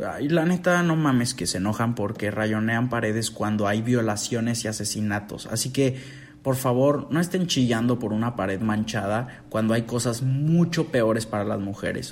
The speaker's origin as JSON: {"language": "Spanish", "country": "Mexico"}